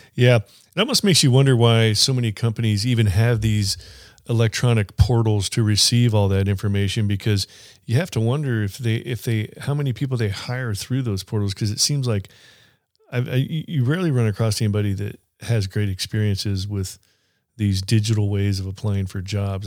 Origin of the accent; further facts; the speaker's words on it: Kansas City, United States; I'm from Kansas City